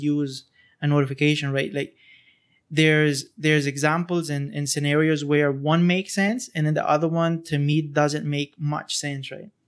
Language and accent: English; Honduras; now in Costa Rica; I'm not originally from here. I'm from Hon-, Honduras.